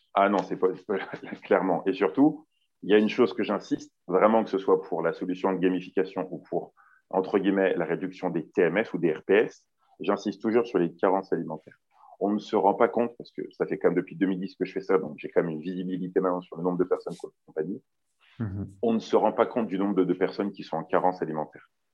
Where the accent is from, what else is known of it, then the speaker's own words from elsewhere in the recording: Lyon, Auvergne-Rhône-Alpes, France; je suis originaire de Lyon